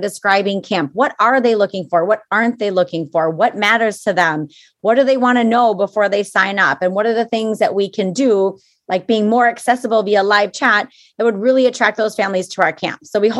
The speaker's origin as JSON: {"language": "English", "region": "Minnesota", "country": "United States", "accent": "Minnesotan", "said": "my accent is very Minnesotan"}